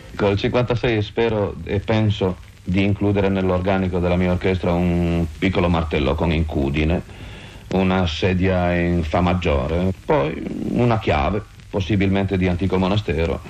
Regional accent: Piedmont, Italy; sono un piemontese

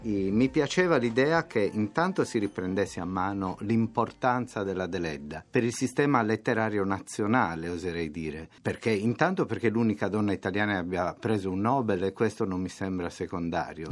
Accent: Nuoro, Sardinia, Italy; first language Sardinian (Nuorese); Italian is a second language; in sardo nuorese, che è quello che io so parlare

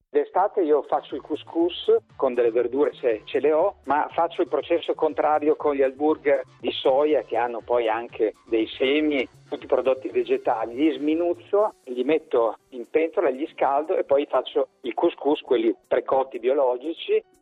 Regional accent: Calabria, Italy; now in Milan, Italy; Vengo dalla Calabria

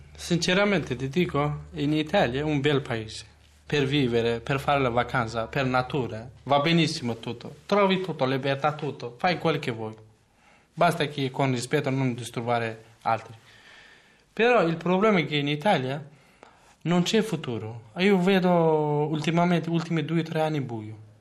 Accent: Kurdistan, Turkey; Italian is a second language; moved away as an adult; now in Verona, Italy; origine, origine sono curdo. Mi manca sempre, anche io prima non volevo lasciare la mia terra dove nato io.

